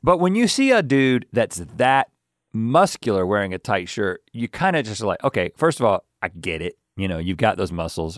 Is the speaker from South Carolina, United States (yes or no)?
no; Harnett County, North Carolina, United States; we're just a couple of guys who grew up in Harnett County